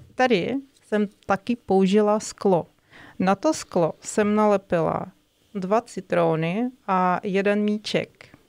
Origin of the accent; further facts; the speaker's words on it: Moscow, Russia; Czech is a second language; moved away as an adult; now in Czech Republic; Já jsem z Ruska, z Moskvy.